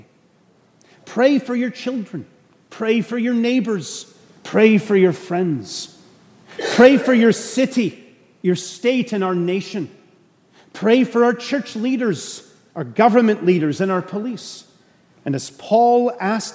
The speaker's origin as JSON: {"language": "English", "country": "Canada", "moved": "yes", "lives_now": "Suffolk, United States", "said": "I'm a Canadian."}